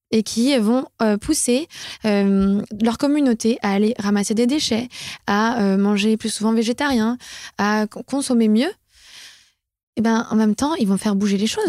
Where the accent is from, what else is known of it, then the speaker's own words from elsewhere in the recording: France; notre quota annuel en tant que Français